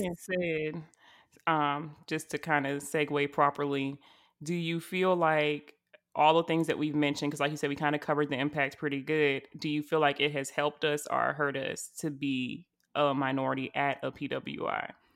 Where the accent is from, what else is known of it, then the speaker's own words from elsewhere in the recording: South Carolina, United States; I'm from South Carolina